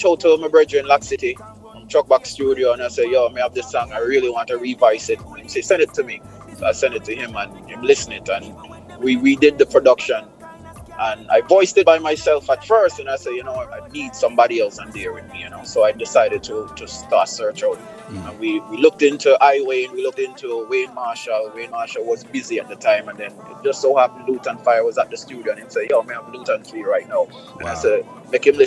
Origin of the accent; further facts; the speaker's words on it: Antigua & Barbuda; moved away; also born or lived in New York / Los Angeles; I'm born in Antigua. A lot of people think I'm from Jamaica now, but I'm from Antigua.